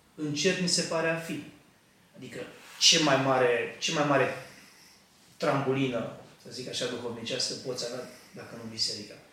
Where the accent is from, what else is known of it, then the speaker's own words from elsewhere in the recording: Argeș, Romania; moved away as an adult; now in United Kingdom; eu sunt din Argeș, din, din sudul României